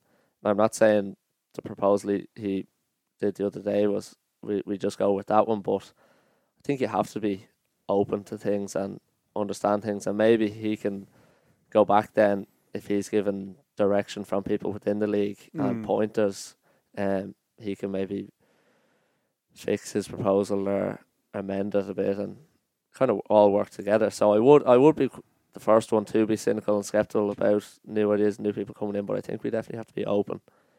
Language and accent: English; Ireland